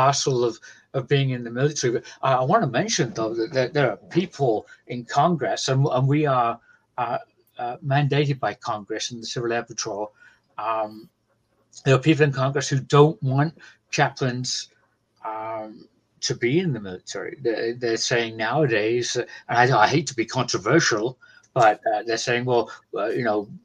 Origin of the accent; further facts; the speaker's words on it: England, United Kingdom; moved away as an adult; now in United States; from England, now in America.